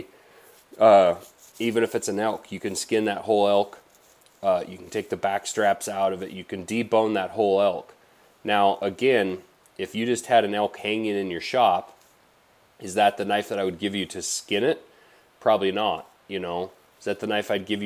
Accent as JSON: {"language": "English", "area": "Blackfoot River Valley", "region": "Montana", "country": "United States", "tie": "born or raised there", "said": "I grew up in the Blackfoot River Valley here in Montana."}